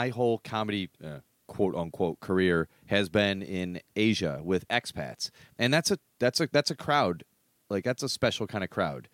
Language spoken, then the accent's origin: English; United States; now in Hong Kong; myself as an American